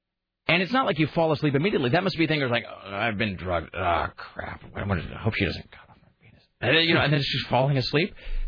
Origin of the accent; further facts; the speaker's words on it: Kennewick, Washington, United States; also born or lived in Portland; I have a terrible sense of direction, and I'm from the Northwest. I'm from Kennewick, and spent a lot of time in Portland growing up, but I still have no sense of direction.